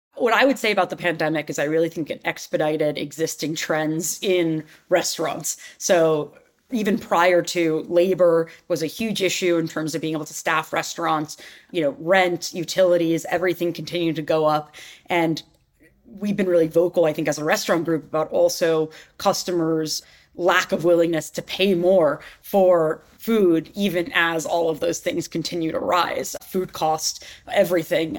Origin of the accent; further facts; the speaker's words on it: New York City, New York, United States; I grew up in New York City